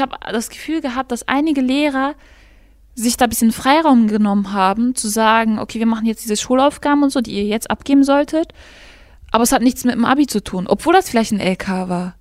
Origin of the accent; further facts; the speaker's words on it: Gladbeck, North Rhine-Westphalia, Germany; ich komme aus Gladbeck